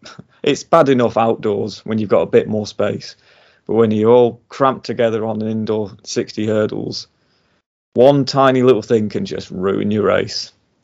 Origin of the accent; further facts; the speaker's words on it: United Kingdom; Again, as a Brit, you'd love to see it, wouldn't you?